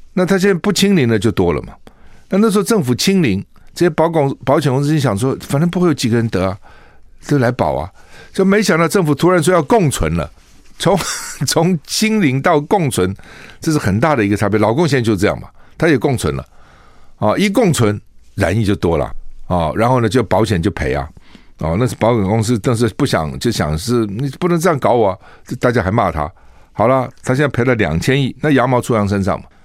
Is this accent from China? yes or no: no; Taiwan; 我们台湾人哈染疫的不多